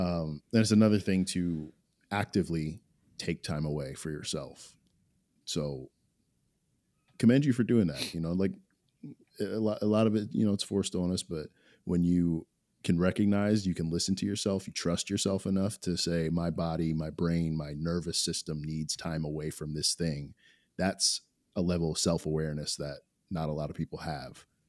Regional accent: New Jersey, United States; I grew up in South Jersey

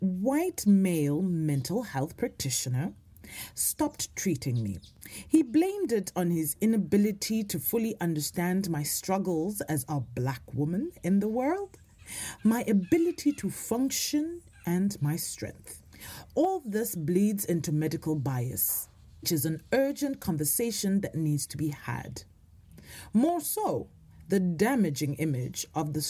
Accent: South Africa; now in Norway; As a South African

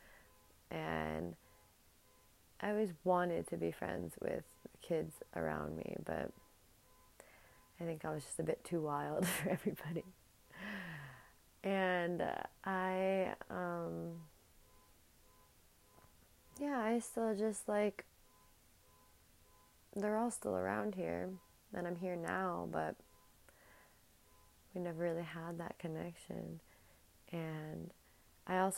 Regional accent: New Jersey, United States; my hometown in the suburbs of New Jersey where I grew up

